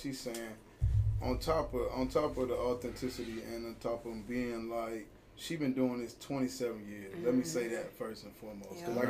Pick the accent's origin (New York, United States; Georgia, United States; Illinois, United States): Georgia, United States; Columbus; But I'm from Columbus, Georgia, man. Okay. Born and raised, you already know. East side.